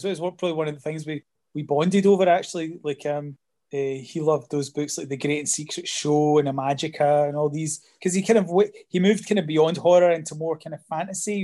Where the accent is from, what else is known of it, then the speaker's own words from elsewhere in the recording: Scotland, United Kingdom; when I was at school was that there was nothing about being Scottish